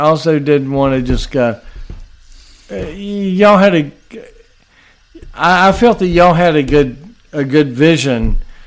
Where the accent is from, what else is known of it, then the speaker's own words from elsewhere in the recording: Charlotte, North Carolina, United States; I'm from Charlotte.